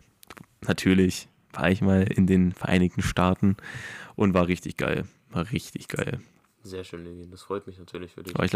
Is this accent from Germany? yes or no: yes; Bavaria, Germany; born there; aber ich wurde ja in Bayern geboren, habe deswegen so eine gewisse Verbundenheit zu den Bergen